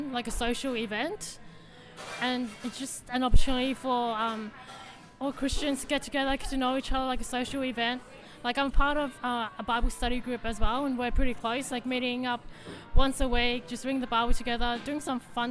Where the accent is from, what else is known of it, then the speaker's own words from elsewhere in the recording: Australia; I was born in Australia